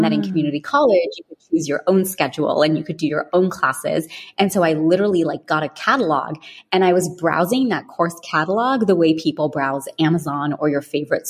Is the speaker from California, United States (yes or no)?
yes; California, United States; also born or lived in London, United Kingdom; I was born in London and we moved to California when I was 10.